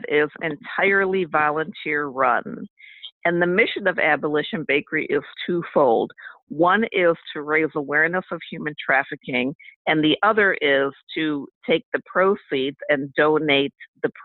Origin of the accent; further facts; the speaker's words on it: Cleveland, Ohio, United States; I'm from Cleveland, Ohio, and I was raised in a big family. I'm number 10 of 11